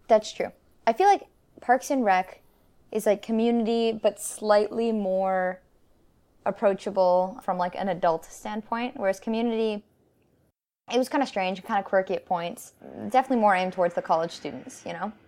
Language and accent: English; Canada; We're Canadian